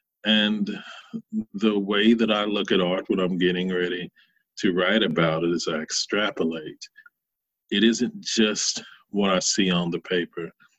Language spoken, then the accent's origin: English; the South, United States; I grew up in the Bible Belt, and it's who I was. It's who I continue to be in many ways.